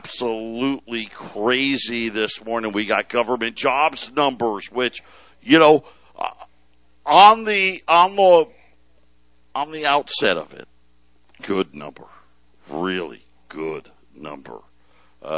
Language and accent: English; Syracuse, New York, United States; now in Phoenix, United States; I grew up in Syracuse